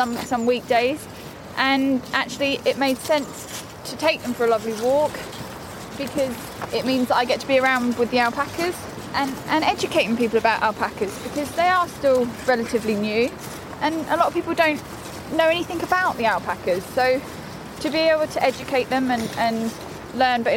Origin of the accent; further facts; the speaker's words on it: Suffolk, East of England, United Kingdom; I was born and bred in Suffolk, but now I have my own home with my boyfriend Sam, and we live here.